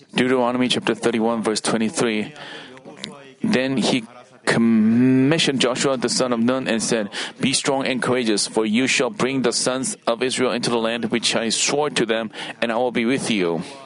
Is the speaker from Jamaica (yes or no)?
no; Paju, Gyeonggi Province, South Korea; English is a second language; moved away; also born or lived in Seoul; Paju is my hometown